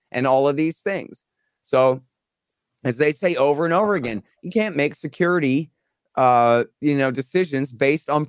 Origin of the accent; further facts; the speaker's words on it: Texas, United States; I'm a Texan, okay, and an American.